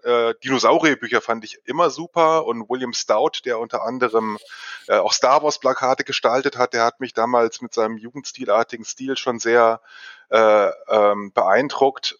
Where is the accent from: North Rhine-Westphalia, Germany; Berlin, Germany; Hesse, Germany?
Hesse, Germany; Fulda district; moved away as an adult; now in Hanover, Germany; Ich komme ursprünglich aus dem Kreis Fulda.